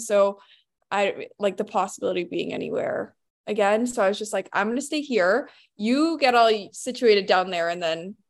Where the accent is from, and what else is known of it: Uxbridge, Ontario, Canada; born or raised there